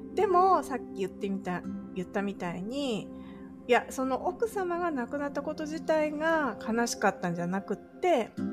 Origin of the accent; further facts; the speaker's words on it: Japan; moved away as an adult; now in California, United States; 日本に帰ったら、まあ私の地元に住もうかなって、親もいるしな